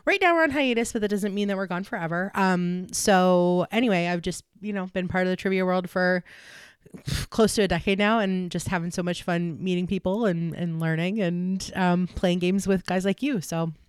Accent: Pittsburgh, Pennsylvania, United States; accent: Pittsburgh; not to denigrate my fellow Yinzers that also listen to the podcast, but I have worked on getting rid of my accent.

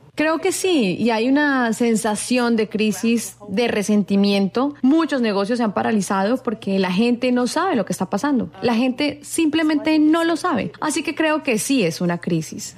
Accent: United Kingdom; en mi país, de donde yo vengo

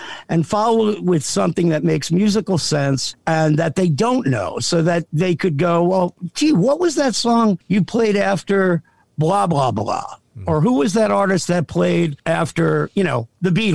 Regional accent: South Amboy, New Jersey, United States; I grew up in a little town called South Amboy, but was born in Jersey City

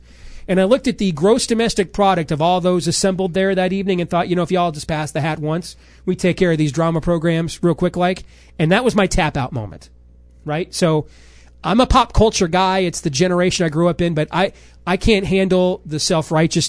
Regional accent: Iowa, United States; my home state

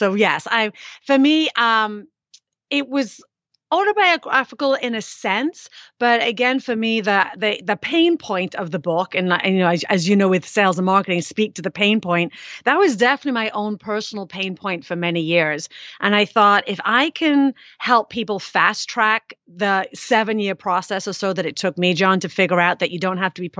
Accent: United Kingdom; I am British.

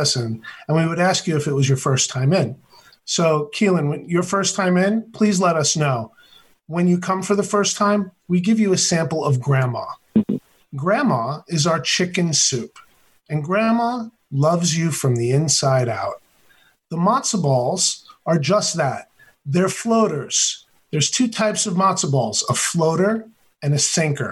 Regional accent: New York, United States; moved away as an adult; now in Seattle, United States; I'm a Seattleite from New York

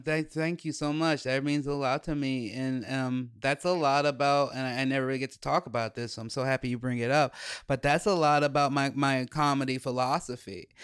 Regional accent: Chicago, Illinois, United States; we grew up in Chicago

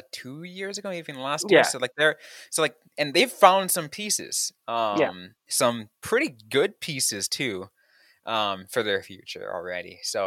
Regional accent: San Jose, California, United States; my hometown, my childhood team in San Jose Sharks

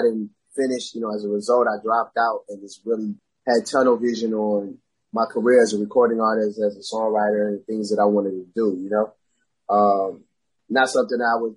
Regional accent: Beltsville, Maryland, United States; also born or lived in New Jersey; I completed high school. I went to High Point High School. I graduated from there. It's in Beltsville, Maryland, PG County. So I was pretty much a PG County kid for the most part

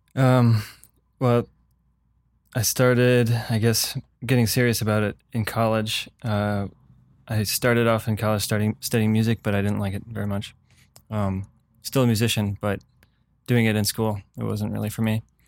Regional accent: Michigan, United States; moved away; I'm from Michigan

